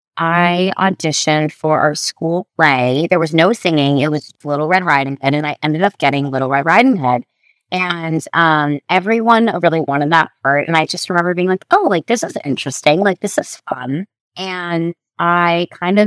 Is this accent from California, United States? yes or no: yes; Orange County, California, United States; I grew up in Orange County, California